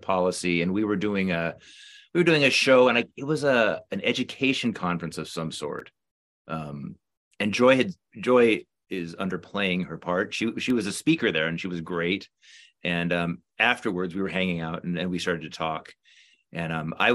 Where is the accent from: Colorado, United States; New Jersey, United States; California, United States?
California, United States; also born or lived in New Orleans / Los Angeles; I grew up in California, and I went to UCLA for undergrad for English